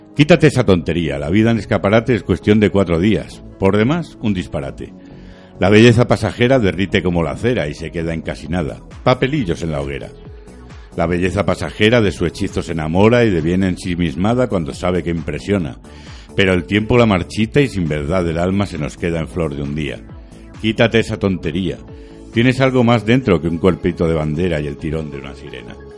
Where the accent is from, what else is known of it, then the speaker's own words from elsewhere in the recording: Madrid, Community of Madrid, Spain; soy de Vallecas